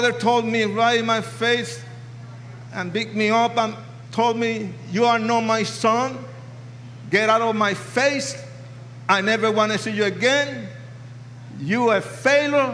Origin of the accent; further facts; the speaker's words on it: New York City, New York, United States; moved away as an adult; also born or lived in Puerto Rico / California; now in Colorado Springs, United States; I was born in Puerto Rico. Raised in New York City, educated in California, and confused in Colorado Springs, Colorado.